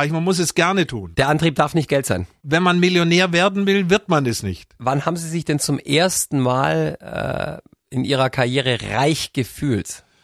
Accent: Germany; Ich bin am Bodensee aufgewachsen, da bin ich glücklich, der König vom Bodensee.

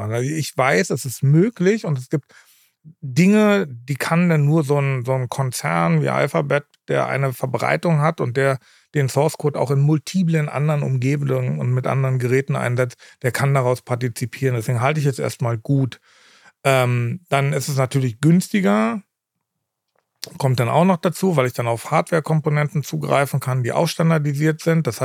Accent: Berlin, Germany; Ähm, ich komme ja ursprünglich aus Berlin und in Tegelort dann, äh, ist auch ein Teil meiner Familie ansässig.

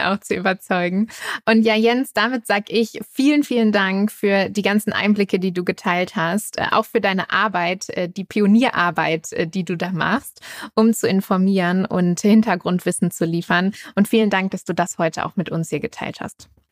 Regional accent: Germany; in unserem ja, sehr autogeprägten Land

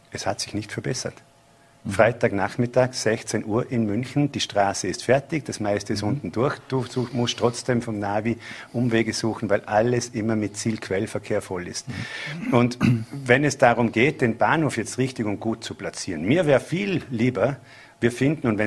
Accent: Bregenz, Vorarlberg, Austria; und als Bregenzer, wenn ich die Augen zumache

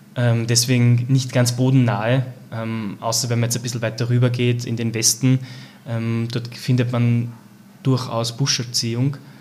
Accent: Langenlois, Lower Austria, Austria; also born or lived in South Africa; aufgewachsen auf einem kleinen Weingut in Mittelberg bei Langenlois.

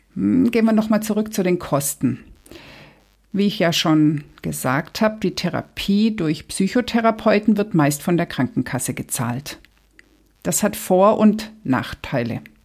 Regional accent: Germany; Hier bei uns in Deutschland

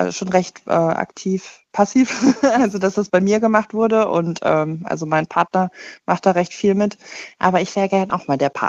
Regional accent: Cologne, North Rhine-Westphalia, Germany; ich, also ich komme aus dem Raum Köln, ich bin 38

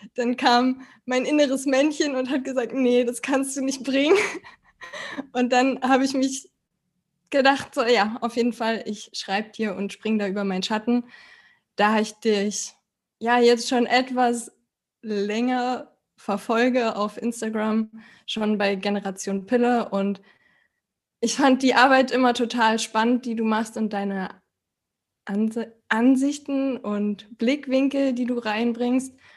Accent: Berlin, Germany; ich komme aus Berlin und bin noch 31

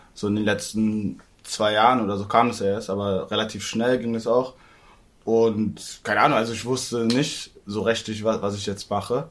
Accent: Berlin, Germany; ich bin halt Berliner

